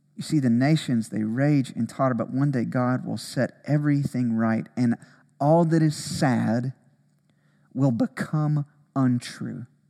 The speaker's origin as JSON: {"language": "English", "region": "Alabama", "country": "United States", "tie": "born or raised there", "said": "growing up in Alabama, tornadoes"}